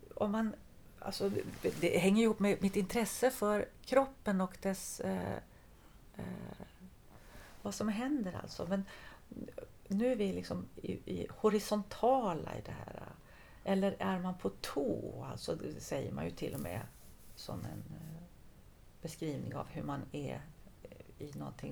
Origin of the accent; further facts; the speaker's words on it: Halmstad, Halland County, Sweden; moved away; also born or lived in France; jag är ju född och uppvuxen i Halmstad